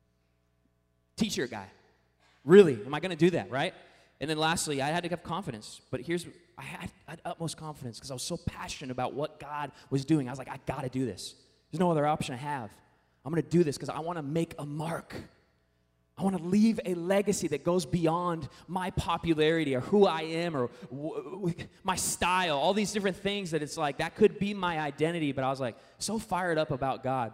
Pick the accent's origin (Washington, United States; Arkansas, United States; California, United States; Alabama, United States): Washington, United States; Puyallup; I grew up in the Northwest region, Seattle, suburbs of Seattle, town called Puyallup